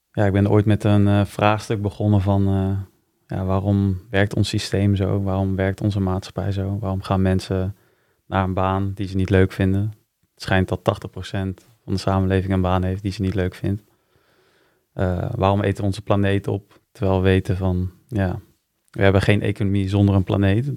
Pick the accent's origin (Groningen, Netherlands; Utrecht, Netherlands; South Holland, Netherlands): Utrecht, Netherlands; also born or lived in Wijk bij Duurstede; In Wijk ben ik geboren. Maar ik heb hier in Utrecht op uh, gezeten. Dus ja, ik zie me wel meer als een eh, Utrechtse jongen